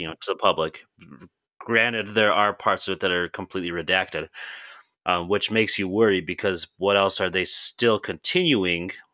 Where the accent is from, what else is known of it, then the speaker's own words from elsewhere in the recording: South Dakota, United States; now in Indiana, United States; growing up Native American, I grew up in South Dakota, and I moved to Indiana probably in, I think I wanna say it was two thousand